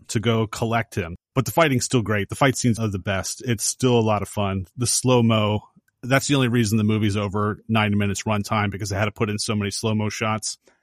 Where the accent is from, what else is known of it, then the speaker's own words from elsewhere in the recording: Philadelphia, Pennsylvania, United States; I was born in Philadelphia